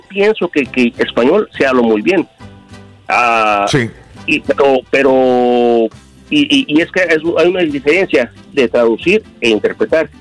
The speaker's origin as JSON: {"language": "Spanish", "town": "Córdoba", "region": "Veracruz", "country": "Mexico", "tie": "born or raised there", "also_born_or_lived": "Minnesota", "moved": "yes", "lives_now": "California, United States", "said": "yo soy de Córdoba, Veracruz, yo vivo aquí en la ciudad de Brownson, este, California, entonces este, me regresé para, para, mi ciudad natal, Córdoba, Veracruz"}